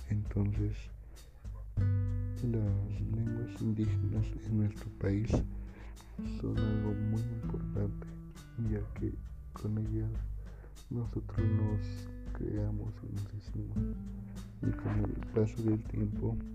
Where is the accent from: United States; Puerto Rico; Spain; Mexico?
Mexico; Soy de la comunidad de Santa María del Huapan.